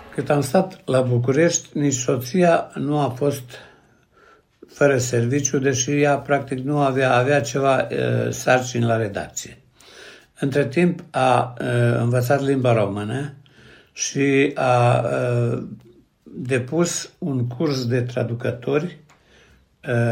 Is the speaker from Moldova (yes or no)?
no; Seleuš, Vojvodina, Serbia; moved away as an adult; also born or lived in Vršac / Belgrade / Bucharest; M-am născut la Sâmeai, într-un sat care la vremea aceea era sat de oameni harnici